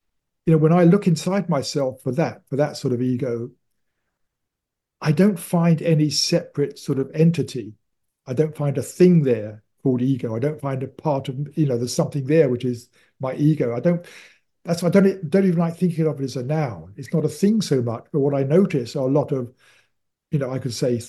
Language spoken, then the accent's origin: English; United Kingdom; I am British